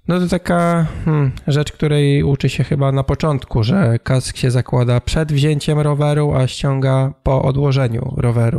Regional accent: Tricity, Pomeranian Voivodeship, Poland; u nas, w Trójmieście

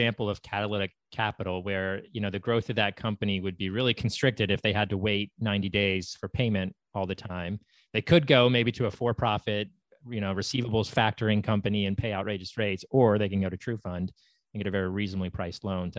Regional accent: Columbus, Ohio, United States; my hometown of Columbus

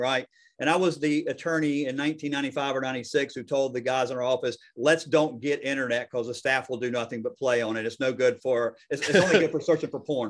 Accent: the South, United States; I'm from the South

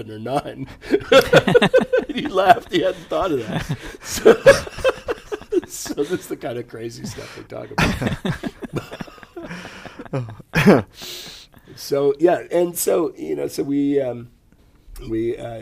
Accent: United States; born or raised there

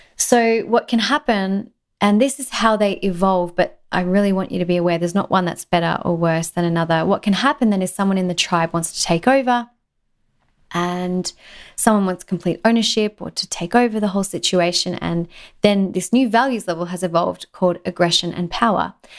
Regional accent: Australia; In Australia, we have this thing called tall poppy syndrome, and I think it exists everywhere. It's very common in my home country

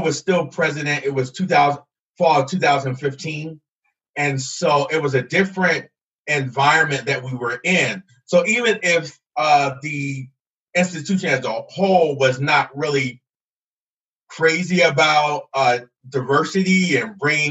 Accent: Camden, New Jersey, United States; moved away as an adult; also born or lived in Alabama; now in Idaho, United States; I'm originally from Camden, New Jersey. So I'm away from home

